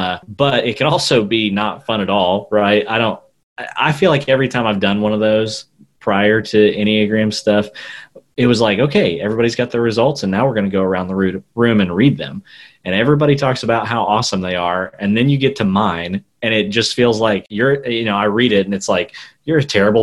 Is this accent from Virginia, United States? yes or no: no; Southwest Missouri, United States; moved away as an adult; also born or lived in Oklahoma / India / Arkansas; I grew up in Southwest Missouri